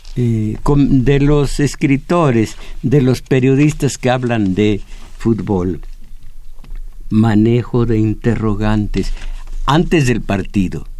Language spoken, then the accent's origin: Spanish; Mexico; Yo, como mexicano